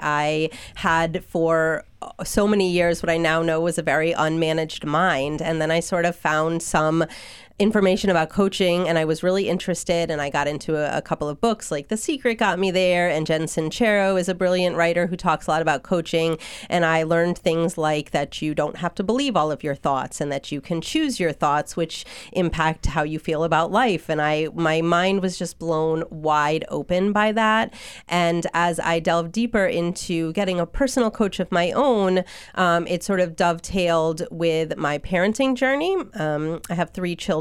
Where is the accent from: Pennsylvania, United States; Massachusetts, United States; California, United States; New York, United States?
Massachusetts, United States; Hatfield; also born or lived in Oregon; now in Belchertown, United States; we settled in Hatfield, which is where I spent my childhood, and I graduated from Smith Academy.